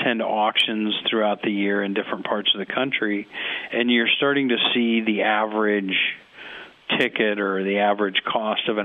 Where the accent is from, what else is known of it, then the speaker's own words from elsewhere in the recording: Nebraska, United States; I'm from Nebraska